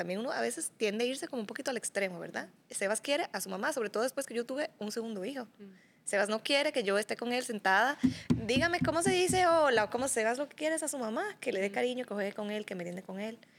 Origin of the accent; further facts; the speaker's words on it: Dominican Republic; moved away as an adult; now in Costa Rica; yo llegué a Costa Rica en el 2017, porque yo soy dominicana.